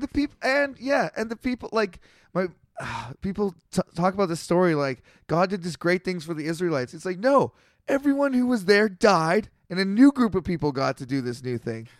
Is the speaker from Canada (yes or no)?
yes; Canada; I'm a Canadian.